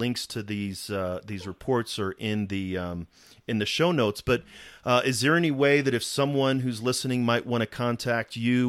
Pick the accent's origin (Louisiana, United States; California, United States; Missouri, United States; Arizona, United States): Missouri, United States; St. Louis; now in Colorado, United States; I'm originally from Missouri, from St. Louis.